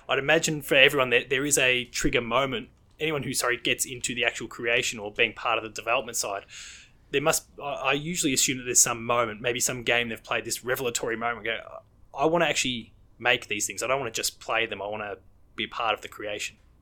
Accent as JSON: {"language": "English", "region": "Victoria", "country": "Australia", "tie": "born or raised there", "said": "in my home state of Victoria"}